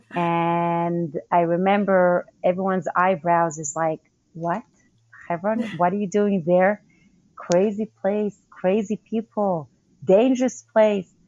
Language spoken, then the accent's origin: English; Northern District, Israel; Okay, so I grew up in the Golan Heights, that's up north.